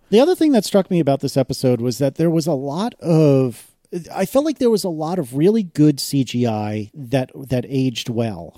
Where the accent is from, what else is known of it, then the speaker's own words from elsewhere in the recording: United States; as an as an American